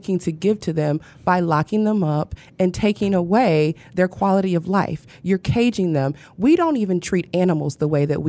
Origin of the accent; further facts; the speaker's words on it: Flint, Michigan, United States; moved away as an adult; now in Detroit, United States; I have two homes, right? Yeah. So, I'm born and raised in Flint, but this is also home.